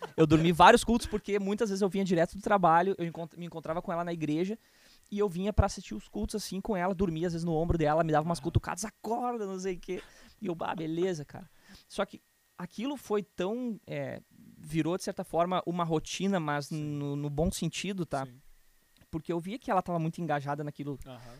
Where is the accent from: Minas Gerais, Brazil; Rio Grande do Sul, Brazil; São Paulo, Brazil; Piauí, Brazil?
Rio Grande do Sul, Brazil; Canoas; also born or lived in Porto Alegre / Novo Hamburgo; Eu vim de Porto Alegre, nasci em Porto Alegre, tá? Uh, mas, bom, vivi quase toda a minha vida em Canoas